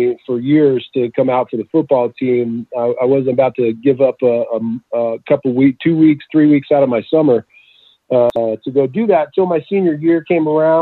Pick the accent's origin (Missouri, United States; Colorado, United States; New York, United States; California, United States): California, United States; Southern; also born or lived in Utah; So we went south and ended up here in Southern California when I was about 10 years old